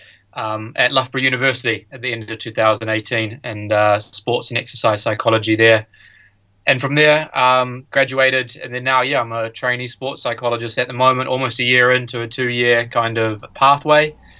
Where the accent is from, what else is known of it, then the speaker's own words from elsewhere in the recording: New Zealand; moved away as an adult; also born or lived in United States; I grew up playing all sports in New Zealand